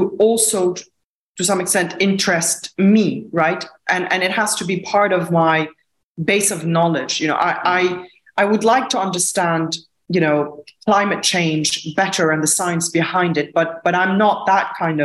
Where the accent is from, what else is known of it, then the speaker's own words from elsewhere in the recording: Lebanon; Growing up in Lebanon during a war